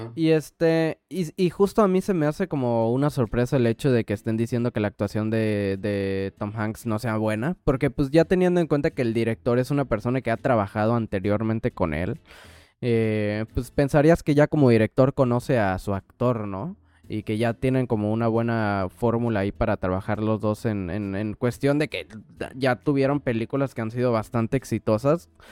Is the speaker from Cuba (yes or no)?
no; Mexico; moved away as an adult; now in New York, United States; hasta siendo mexicano